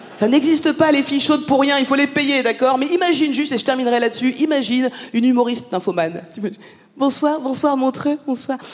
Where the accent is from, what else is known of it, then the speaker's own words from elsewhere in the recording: France; je suis née en France, j'ai grandi en France